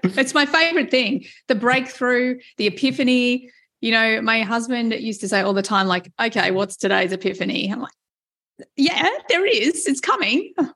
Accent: Australia; being Australian

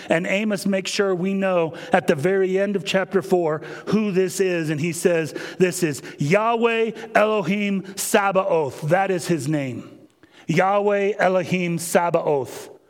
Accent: Kansas, United States; moved away; Growing up in Kansas

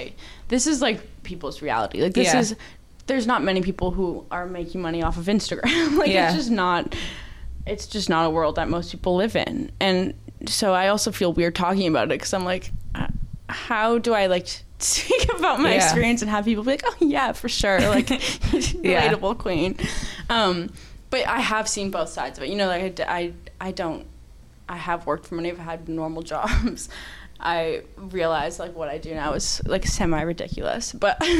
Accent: Mississauga, Ontario, Canada; moved away; I'm from Mississauga

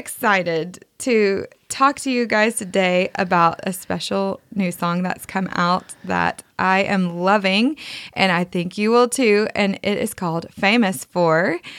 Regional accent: the South, United States; accent: Southern; my Southern accent

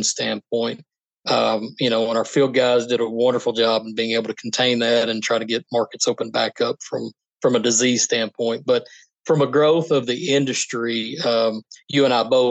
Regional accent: North Little Rock, Arkansas, United States; I was raised around North Little Rock

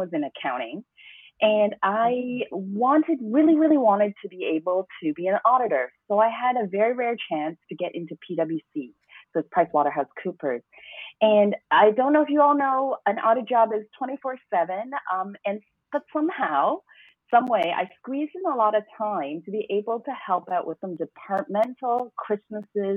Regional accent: Hong Kong; also born or lived in Toronto, Canada; although I was born in Toronto, Canada, I actually grew up and fell in love with Hong Kong

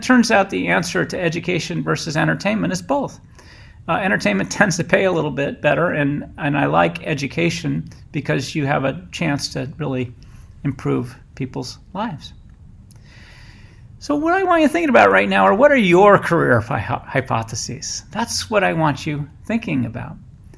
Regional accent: Boston, Massachusetts, United States; I came from Boston to the San Francisco Bay, which I loved.

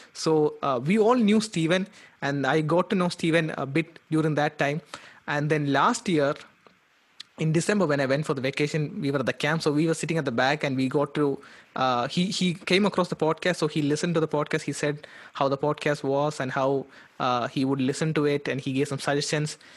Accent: Kerala, India; moved away as an adult; also born or lived in Calcutta; I'm from Kerala.

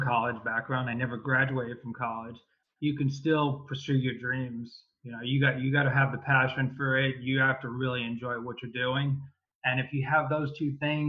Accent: New York, United States; now in California, United States; I grew up in New York. I currently live in California, east of Los Angeles.

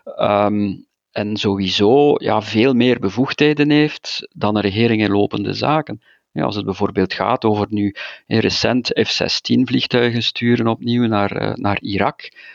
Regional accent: Flanders, Belgium; als Vlaming

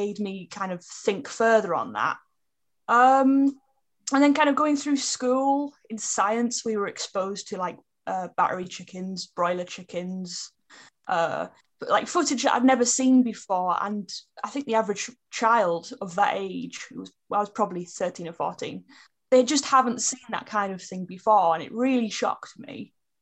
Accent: Middlesbrough, North East England, United Kingdom; moved away as an adult; now in Cambridgeshire, United Kingdom; So I was born in Middlesbrough in Teesside, and now I live in Cambridgeshire. And I moved here about a year ago

